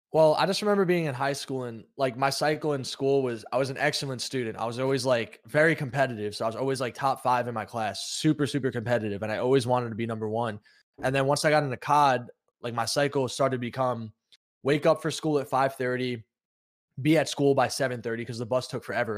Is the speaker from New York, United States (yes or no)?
yes; New York, United States; I'm from New York and I was, like, a tri-state